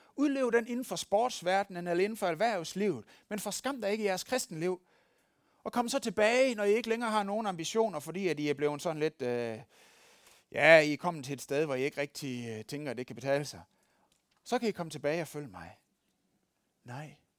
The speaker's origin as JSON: {"language": "Danish", "area": "West Jutland", "region": "Central Denmark Region", "country": "Denmark", "moved": "yes", "said": "Der, hvor jeg kommer fra, i Vestjylland"}